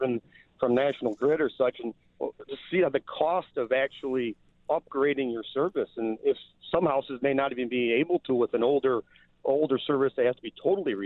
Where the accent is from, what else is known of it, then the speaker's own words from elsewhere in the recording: Western New York, United States; I was born and raised in Western New York